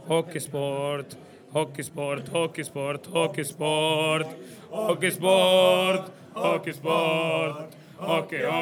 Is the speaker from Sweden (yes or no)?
no; Vaasa, Ostrobothnia, Finland; Ja, eh, det är ju min hemstad och det ligger väldigt nära hjärtat så jag brukar alltid, eh, eller alla mina polare, speciellt bandkamraterna som inte är från Vasa, de, de driver alltid med mig för jag är så löjligt patriotisk.